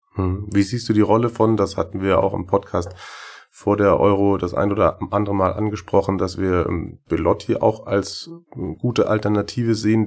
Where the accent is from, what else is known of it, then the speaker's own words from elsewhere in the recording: Schwäbisch Hall, Baden-Württemberg, Germany; accent: Swabian; ich versuche das Schwäbeln in der nächsten halben Stunde ein bisschen zu unterdrücken